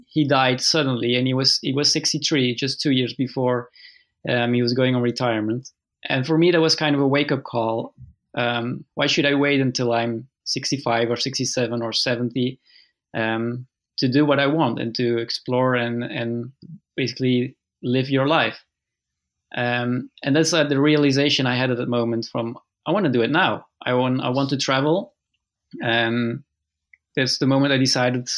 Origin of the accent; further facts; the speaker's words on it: Flanders, Belgium; moved away; also born or lived in Leuven, Belgium; That's where I was born, and then I moved with my parents to the north of Belgium, where I basically lived my whole life